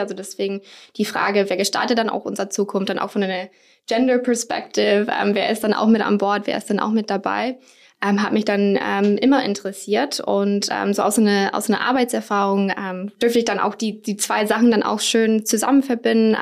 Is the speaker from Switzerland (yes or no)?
no; United States; now in Germany; komme ursprünglich aus den USA